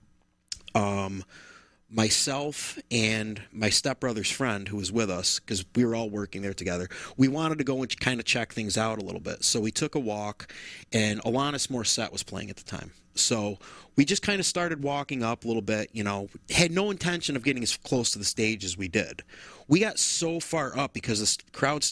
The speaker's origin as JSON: {"language": "English", "town": "Rome", "region": "New York", "country": "United States", "tie": "born or raised there", "said": "growing up in Rome all those years"}